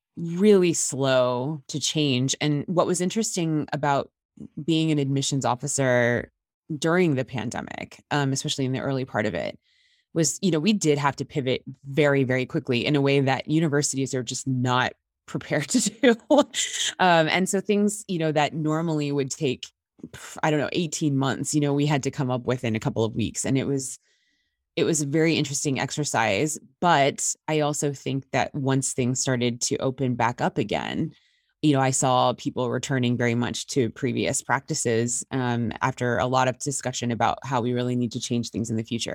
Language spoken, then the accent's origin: English; Indiana, United States; moved away as an adult; I actually just relocated back to my home state of Indiana